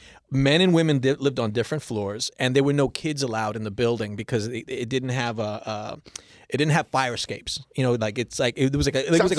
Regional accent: New York City, New York, United States; I grew up in East New York, Brooklyn. When my parents moved there from the Upper West Side, they moved to Brooklyn

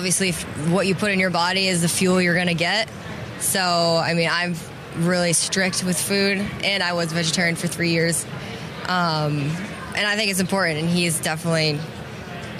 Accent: Vermont, United States; I grew up in Vermont, and I have four older brothers

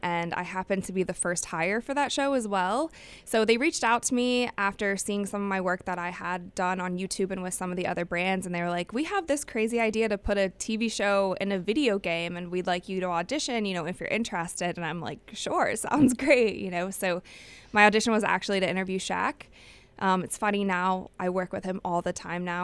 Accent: Cleveland, Ohio, United States; moved away; I will be going to Cleveland. That's my hometown.

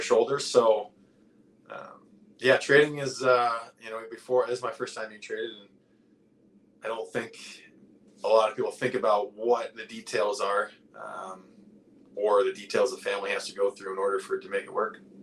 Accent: New England, United States; I growing up in New England

